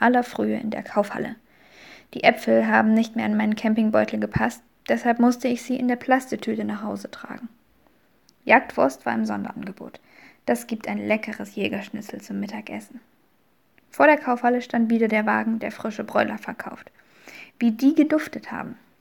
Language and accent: German; Saxony, Germany; Als geborene Sächsin benutze ich dieses Wort bis heute.